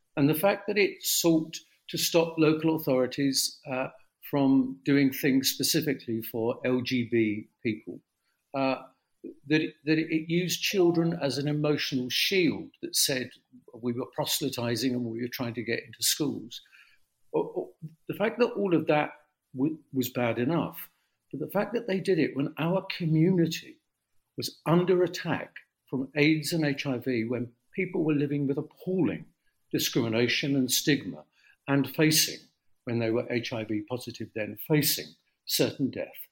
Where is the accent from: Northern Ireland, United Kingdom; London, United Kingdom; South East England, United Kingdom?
London, United Kingdom; I grew up in the East End amazing East End of the 1950s.